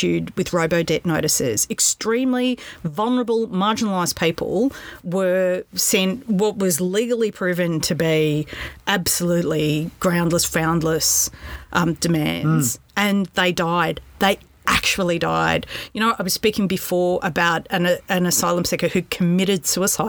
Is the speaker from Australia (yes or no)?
yes; Australia; my country and its people